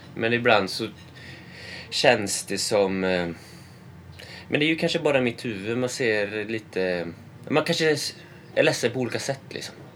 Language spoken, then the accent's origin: Swedish; Sweden; jag som svensk